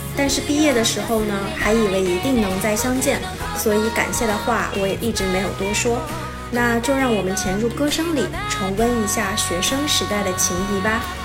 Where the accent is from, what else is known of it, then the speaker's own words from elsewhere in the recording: Urumqi, Xinjiang, China; 我的家乡乌鲁木齐